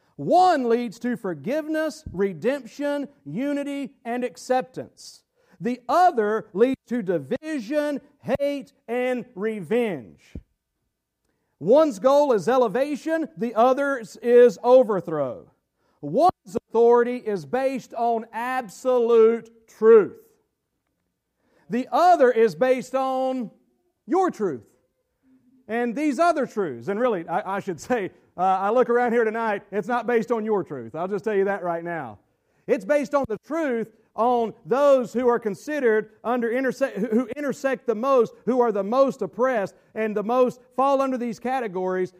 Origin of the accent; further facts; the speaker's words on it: the South, United States; I'm from the South